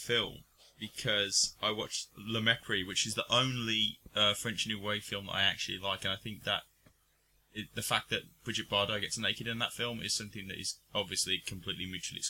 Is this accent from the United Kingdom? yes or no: yes; England, United Kingdom; we're English, for God's sake.